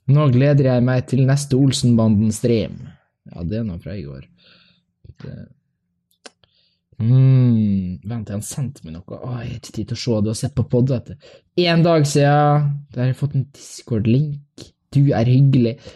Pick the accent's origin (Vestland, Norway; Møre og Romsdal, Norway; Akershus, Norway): Møre og Romsdal, Norway; Kristiansund; Uh, jeg kommer fra Kristiansund